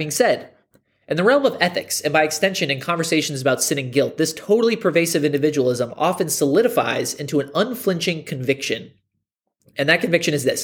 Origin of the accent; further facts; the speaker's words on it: United States; America, our country